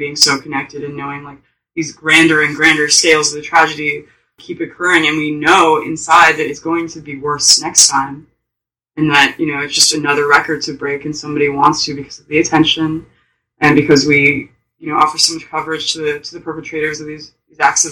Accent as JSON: {"language": "English", "town": "Oakland", "region": "California", "country": "United States", "tie": "born or raised there", "said": "I grew up in Oakland, where, you know, gun violence was, like, at all-time highs during the 90s and 2000s"}